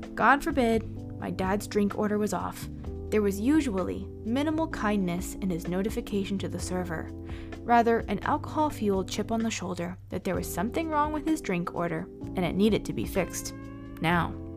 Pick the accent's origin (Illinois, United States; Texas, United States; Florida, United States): Florida, United States; Miami; born or raised there